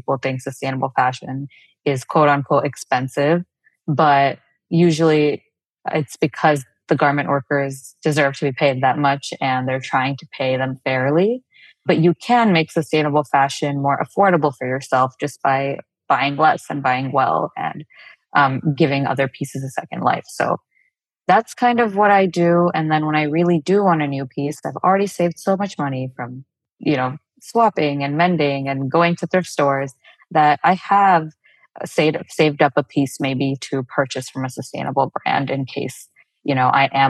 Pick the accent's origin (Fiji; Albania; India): India; South India; first language Telugu; English is a second language; Tega is a word in my mother tongue, Telugu, which is from the south of India